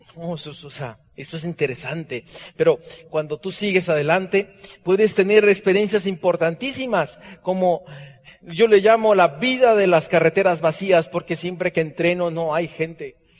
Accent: Hermosillo, Sonora, Mexico; Yo nací en la calle Heriberto Aja y Veracruz, en el centro de Hermosillo, Sonora

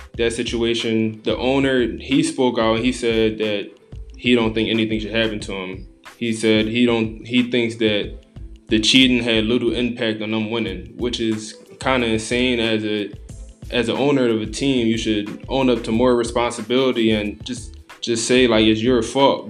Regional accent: Philadelphia, Pennsylvania, United States; from Philadelphia, born and raised

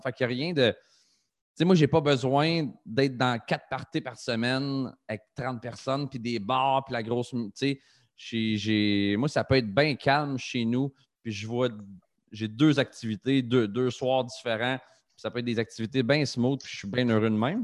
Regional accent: Trois-Rivières, Quebec, Canada; C'est ma ville natale, Trois-Rivières

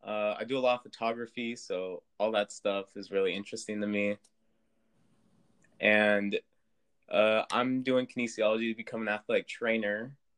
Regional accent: La Verne, California, United States; I'm from Laverne, California, so I'm like 10 miles away from APU.

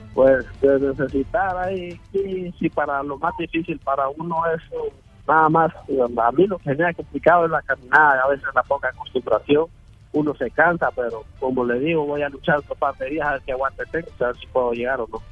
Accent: Ocotepeque, Honduras; moved away as an adult; de Honduras, eh, de Ocotepeque

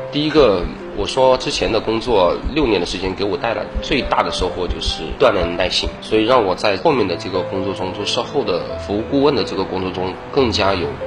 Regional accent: Changsha, Hunan, China; 自小其实就是一个工薪阶层嘛，因为父母的话也从广东 然后长沙来创业，然后我又在长沙出生

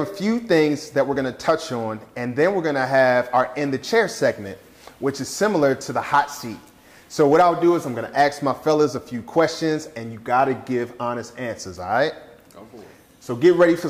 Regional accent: Philadelphia, Pennsylvania, United States; now in Dallas-Fort Worth, United States; I'm from Philadelphia, Pennsylvania, so I'm Philly all day

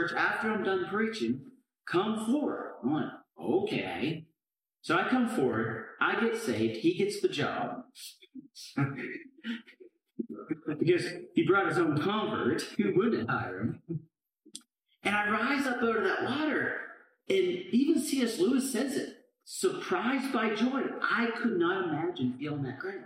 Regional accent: Canada; moved away; I grew up in Canada

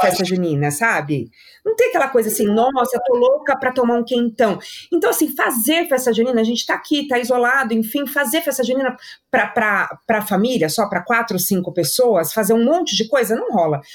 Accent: São Paulo, Brazil; eu sou paulista

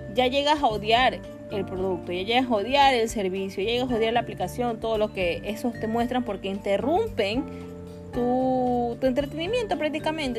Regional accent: Guayaquil, Guayas, Ecuador; now in Quito, Ecuador; soy en Quito, yo, soy de Guayaquil

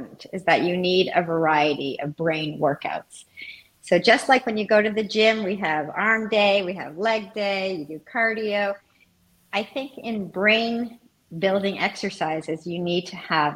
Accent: Montreal, Quebec, Canada; moved away; I am from Montreal

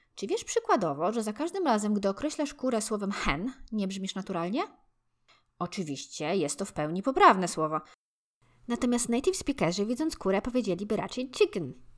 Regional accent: Poland; jako Polacy

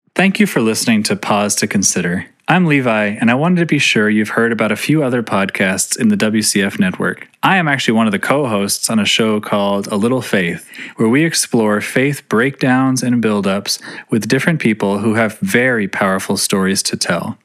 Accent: United States; I'm from the States

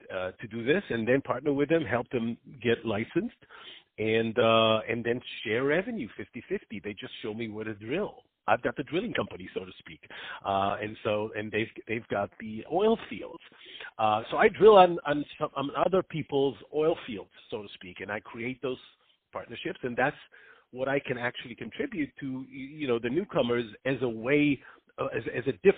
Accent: Israel; moved away; I grew up in Israel

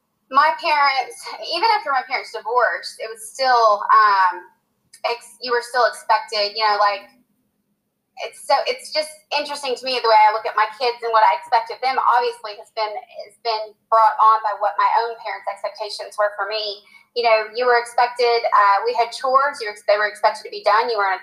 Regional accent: Clovis, New Mexico, United States; born there; also born or lived in California; So we moved, I was born in Clovis, New Mexico. Then we moved to California. We were there for 3 years and actually lived on a military base

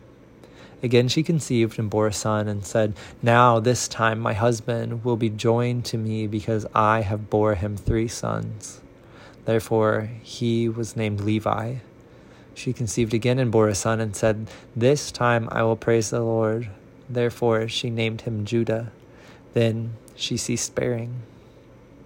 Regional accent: Central Illinois, United States; now in Nashville, United States; a person born and raised in Central Illinois, reading from Nashville, Tennessee.

